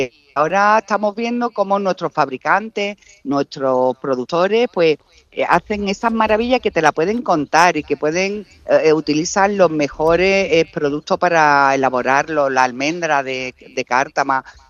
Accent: Málaga, Andalusia, Spain; yo tiro mucho para mi tierra

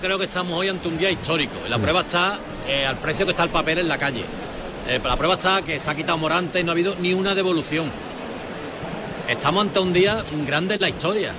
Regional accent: Seville, Andalusia, Spain; siendo sevillano

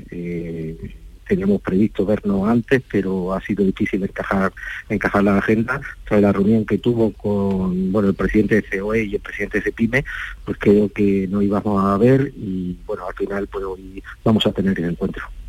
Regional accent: Andalusia, Spain; Yo como andaluz

